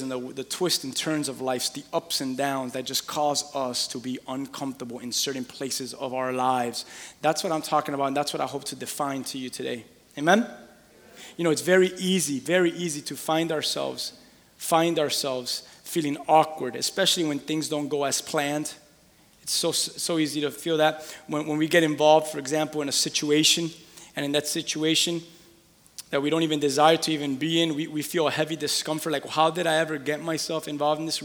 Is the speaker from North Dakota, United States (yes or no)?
no; Miami, Florida, United States; I'm from Miami, with Cuban parents